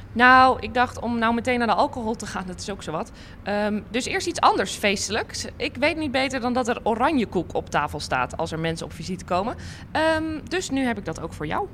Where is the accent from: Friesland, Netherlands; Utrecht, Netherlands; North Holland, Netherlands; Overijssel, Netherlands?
Friesland, Netherlands; Leeuwarden; moved away as an adult; now in Hilversum, Netherlands; als mensen aan me vragen waar kom je vandaan, dan zeg ik Friesland. Dan zeg ik niet, e-, ik zeg niet eens Leeuwarden, ik zeg Friesland